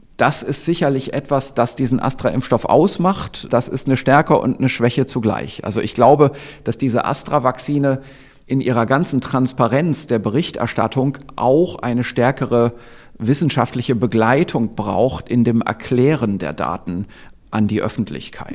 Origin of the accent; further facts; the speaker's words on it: Germany; hier bei uns in Deutschland